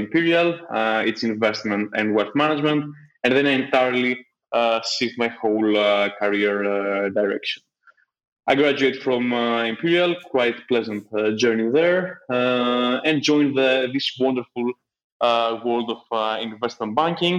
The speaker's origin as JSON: {"language": "English", "town": "Athens", "region": "Attica", "country": "Greece", "tie": "born or raised there", "also_born_or_lived": "London", "moved": "as an adult", "said": "I grew up in Athens"}